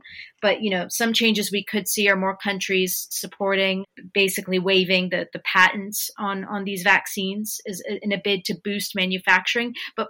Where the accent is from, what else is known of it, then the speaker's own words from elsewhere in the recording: United States; now in United Kingdom; I, as an American, am very keen on going home.